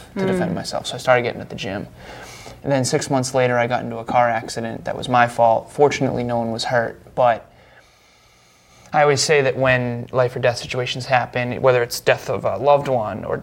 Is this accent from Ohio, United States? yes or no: no; Uxbridge, Massachusetts, United States; Uxbridge, Massachusetts